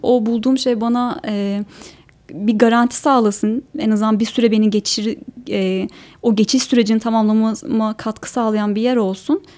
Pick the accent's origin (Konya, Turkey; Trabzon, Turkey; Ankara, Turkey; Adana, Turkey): Ankara, Turkey; moved away as an adult; also born or lived in Eskişehir; Ben Ankara'da doğdum